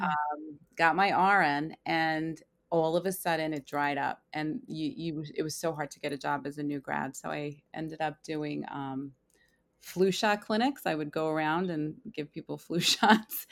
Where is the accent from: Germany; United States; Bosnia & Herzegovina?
United States; Long Island, New York; I am from Long Island, New York